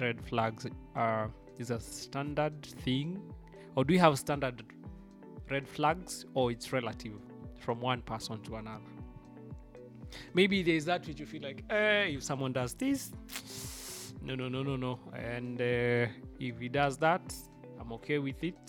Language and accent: English; Nyeri, Central Kenya, Kenya; I'm a Kikuyu from Nyeri